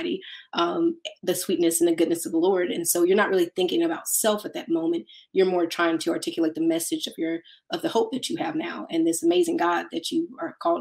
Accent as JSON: {"language": "English", "region": "Mississippi", "country": "United States", "tie": "born or raised there", "said": "I'm from Mississippi"}